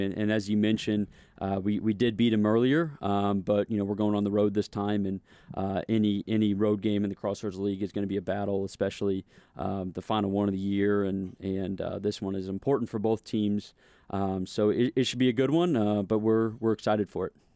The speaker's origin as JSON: {"language": "English", "town": "St. Louis", "region": "Missouri", "country": "United States", "tie": "born or raised there", "said": "growing up in Saint Louis"}